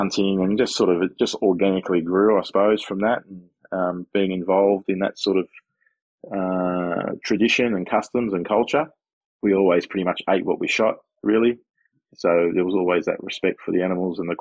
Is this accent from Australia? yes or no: yes; Sydney, New South Wales, Australia; I grew up in Sydney, southwestern Sydney, as a kid